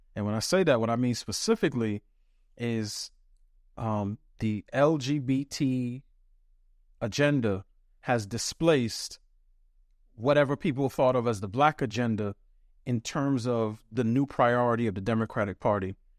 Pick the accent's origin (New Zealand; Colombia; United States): United States; New York City, New York; I was raised, I grew up in New York City to parents who came to this country late seventies, early eighties from the West Indies.